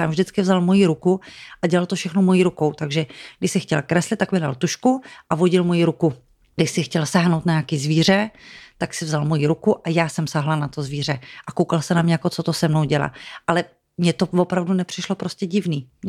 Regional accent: Domažlice, Plzeň Region, Czechia; moved away as an adult; jsme z Domažlic.

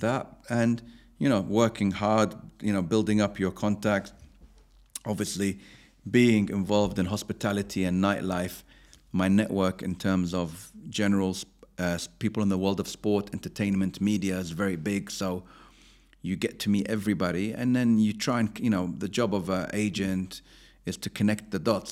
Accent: London, United Kingdom; also born or lived in Abu Dhabi, United Arab Emirates; I grew up in West London, so I was very near Chelsea Football Club

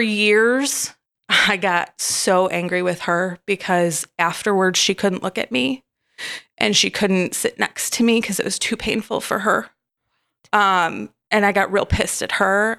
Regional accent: Michigan, United States; I grew up in Michigan

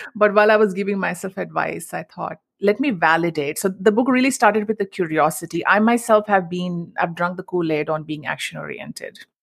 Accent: Mumbai, Maharashtra, India; moved away as an adult; now in United States; I grew up in Mumbai, and the Indian culture that I grew up in was all about savings

